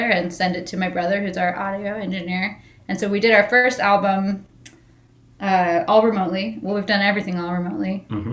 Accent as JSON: {"language": "English", "region": "Northern California", "country": "United States", "moved": "as an adult", "lives_now": "Las Vegas, United States", "said": "We're both from Northern California."}